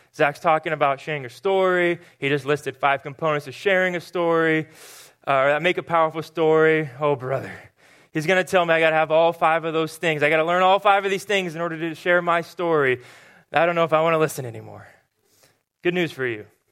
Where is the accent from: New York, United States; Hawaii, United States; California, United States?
California, United States; Murrieta; moved away; I grew up in a town called Marietta, which is just about an hour north of San Diego